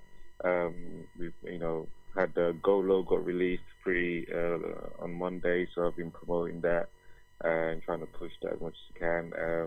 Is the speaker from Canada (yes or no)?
no; Nigeria; am a Nigerian. I'm Igbo